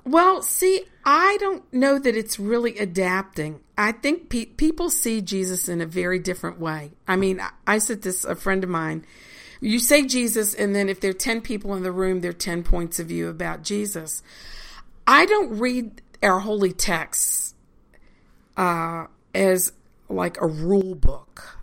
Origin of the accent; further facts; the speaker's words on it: Richmond, Virginia, United States; moved away as an adult; now in Lancaster, United States; Virginia is where I'm from.